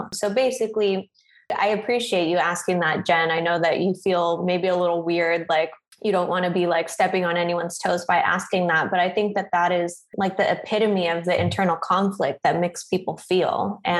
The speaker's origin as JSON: {"language": "English", "country": "Philippines", "lives_now": "United States", "said": "very sure about who I am, like as a Filipino woman and still, in my late 20s, unclear about how I identify as an American woman, I guess."}